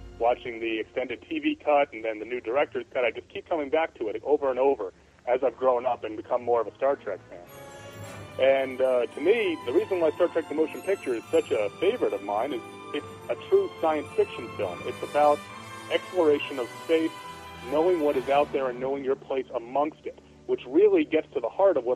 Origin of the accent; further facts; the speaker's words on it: New York, United States; I grew up in New York